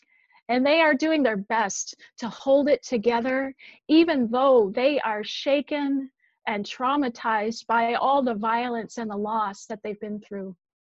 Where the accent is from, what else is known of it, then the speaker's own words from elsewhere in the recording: Minneapolis, Minnesota, United States; now in Williamsburg, United States; I grew up in Minneapolis, just a few blocks away from St. Louis Park, where George Floyd lived.